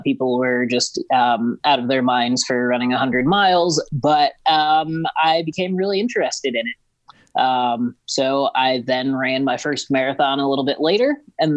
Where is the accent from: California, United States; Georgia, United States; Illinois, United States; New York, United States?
Illinois, United States; Ottawa; moved away as an adult; also born or lived in Boulder, Colorado / Leadville, Colorado; Ottawa, Illinois.